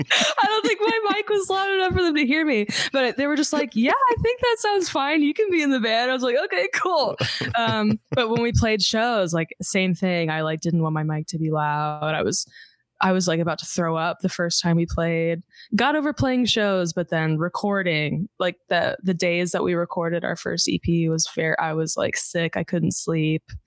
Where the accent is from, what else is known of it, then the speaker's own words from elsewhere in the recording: Houston, Texas, United States; also born or lived in Los Angeles, United States; now in Austin, United States; I grew up in Houston